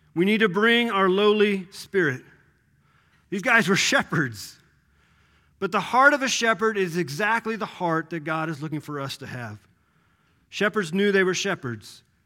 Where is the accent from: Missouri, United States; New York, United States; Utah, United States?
Missouri, United States; Kansas City; growing up in Kansas City